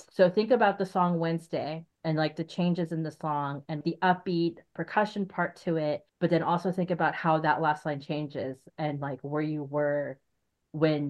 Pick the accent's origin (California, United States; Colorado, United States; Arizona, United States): Arizona, United States; now in Portland, United States; I'm from Arizona